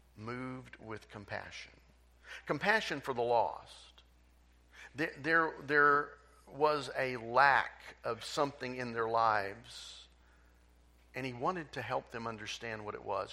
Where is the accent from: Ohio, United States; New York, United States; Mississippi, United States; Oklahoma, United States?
Oklahoma, United States; Tulsa; I grew up in Tulsa